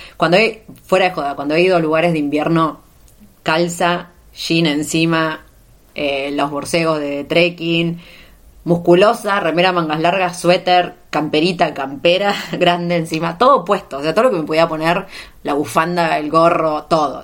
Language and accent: Spanish; Argentina; moved away as an adult; la primera vez que salí de Argentina, ya por 2012.